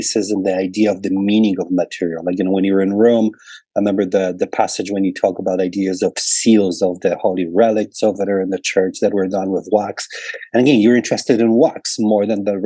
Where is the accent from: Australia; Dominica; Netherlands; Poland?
Poland; growing up in Poland